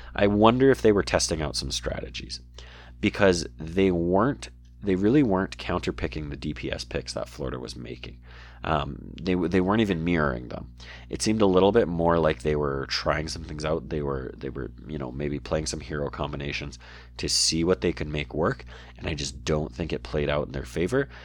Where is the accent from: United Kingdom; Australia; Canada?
Canada; I'm Canadian